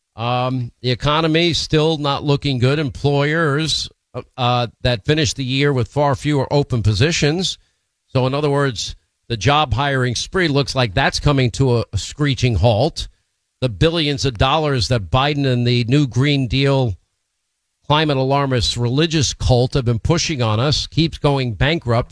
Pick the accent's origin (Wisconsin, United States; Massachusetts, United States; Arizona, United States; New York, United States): New York, United States; moved away as an adult; now in Florida, United States